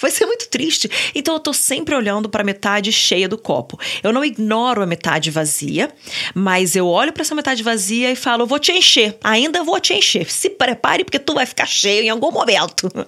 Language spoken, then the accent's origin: Portuguese; Niterói, Rio de Janeiro, Brazil; born there; also born or lived in São Paulo; Eu nasci no, em Niterói, e aí, com uns 6, 7 anos, eu, eu tava virando 7 anos, a gente se mudou para São Paulo.